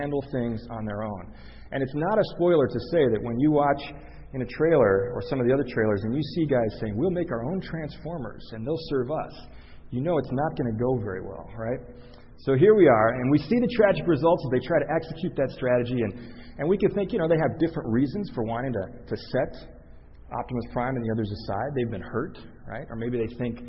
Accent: Chicago, Illinois, United States; I grew up in Chicago

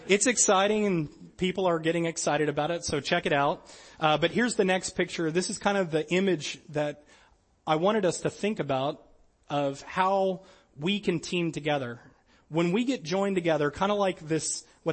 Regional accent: New Orleans, Louisiana, United States; I'm from New Orleans, Louisiana

